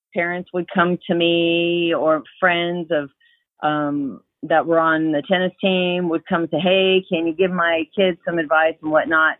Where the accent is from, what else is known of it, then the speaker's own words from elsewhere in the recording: Canada; moved away as an adult; also born or lived in Crestview Hills, Kentucky; now in Louisville, United States; we were in Canada for a while. I'm Canadian.